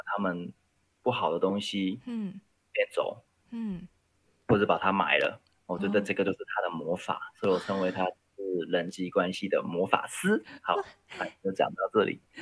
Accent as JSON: {"language": "Chinese", "country": "Hong Kong", "moved": "as an adult", "lives_now": "Taiwan", "said": "我是一个移民台湾的香港人"}